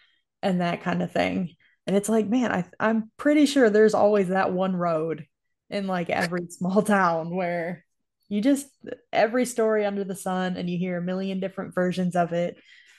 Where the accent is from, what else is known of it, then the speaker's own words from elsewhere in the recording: New York, United States; moved away; So where I grew up in New York, there were a lot of Amish that lived in that area.